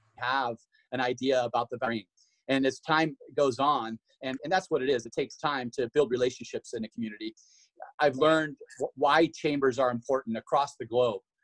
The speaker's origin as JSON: {"language": "English", "region": "Washington", "country": "United States", "also_born_or_lived": "Idaho", "moved": "as an adult", "lives_now": "Boise, United States", "said": "I'm from Washington originally. I moved to Idaho in in the early '90s to run on the track and cross country programs at Boise State University"}